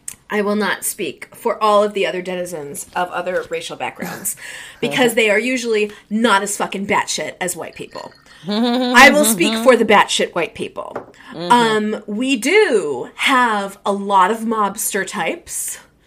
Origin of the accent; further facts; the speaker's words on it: New Jersey, United States; the fact that we're from New Jersey.